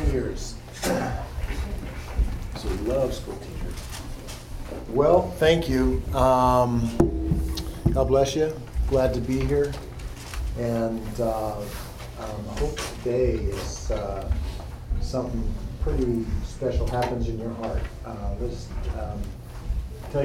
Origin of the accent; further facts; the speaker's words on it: Pleasant Hill, California, United States; moved away as an adult; also born or lived in Concord, California; now in Bremerton, United States; almost 60 years here in Concord, growing up in Concord, actually, in Pleasant Hill, forever.